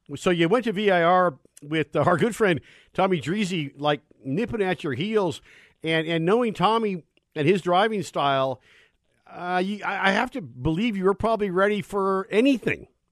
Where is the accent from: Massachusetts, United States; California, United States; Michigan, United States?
California, United States; Bay Area; as a kid growing up in the Bay Area